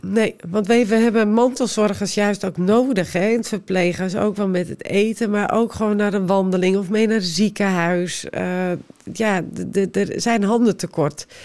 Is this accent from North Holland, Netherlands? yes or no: yes; West Friesland, North Holland, Netherlands; Omdat ik zelf uit West-Friesland kom, ik spreek de taal